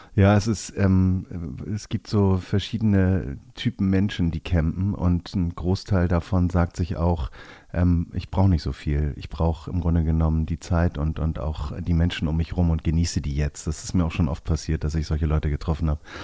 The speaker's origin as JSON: {"language": "German", "region": "Hamburg", "country": "Germany", "said": "Ich bin ja auch Hamburger"}